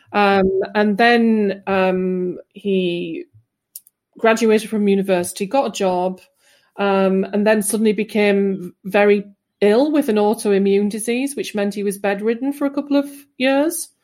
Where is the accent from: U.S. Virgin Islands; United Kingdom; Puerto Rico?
United Kingdom; England; I am English